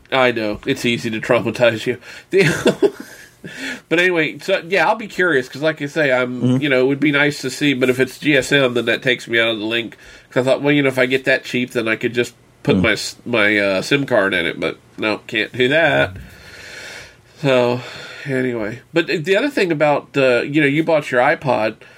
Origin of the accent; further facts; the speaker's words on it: Winchester, Virginia, United States; right here in, in my hometown